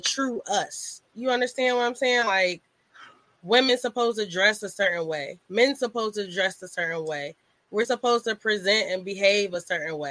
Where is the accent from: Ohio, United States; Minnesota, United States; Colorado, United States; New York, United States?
New York, United States; New York City; also born or lived in Hampton Roads, Virginia; now in Virginia, United States; I grew up partially in Brooklyn